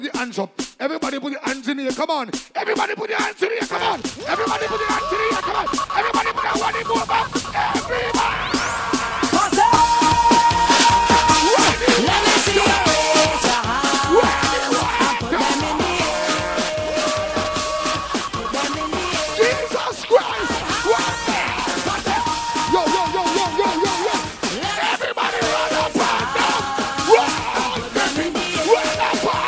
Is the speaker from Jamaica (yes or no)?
yes; Jamaica; I am from Moby